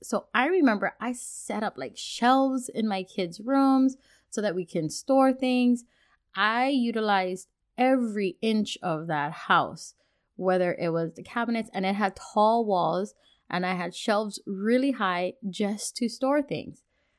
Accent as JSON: {"language": "English", "region": "Hawaii", "country": "United States", "tie": "born or raised there", "said": "the society that I grew up in back in Hawaii, where our culture, there was, I want to say, an underlining theme that you have to keep things just in case. Because we lived on an island."}